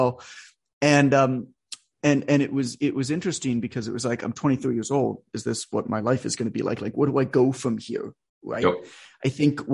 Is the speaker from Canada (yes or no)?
yes; Canada; I'm Canadian, so I was playing ice hockey because that's what Canadians do.